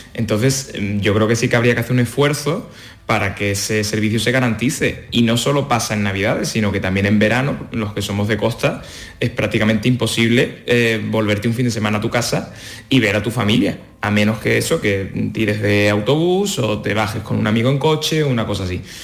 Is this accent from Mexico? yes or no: no; Cádiz, Andalusia, Spain; now in Madrid, Spain; yo que soy de Cádiz